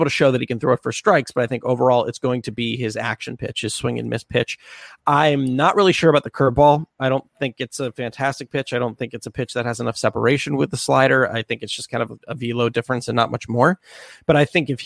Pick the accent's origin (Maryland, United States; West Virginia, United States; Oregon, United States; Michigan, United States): Maryland, United States; Columbia; also born or lived in Clarksville, Maryland; I grew up in Columbia and Clarksville